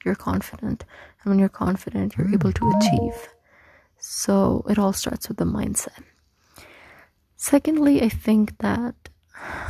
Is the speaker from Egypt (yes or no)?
yes; Egypt; moved away as an adult; now in Pakistan; I was born and raised in Egypt, and I lived there for like 18 years